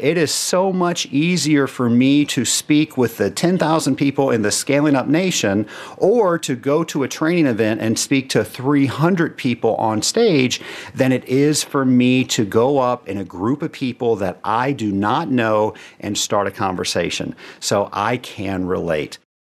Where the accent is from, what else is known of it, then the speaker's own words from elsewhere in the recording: Atlanta, Georgia, United States; Atlanta, my hometown